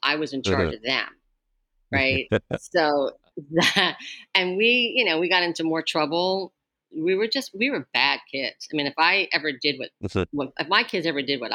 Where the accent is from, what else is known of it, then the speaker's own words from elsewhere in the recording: New Jersey, United States; I'm a Jersey girl. I was born and raised in New Jersey.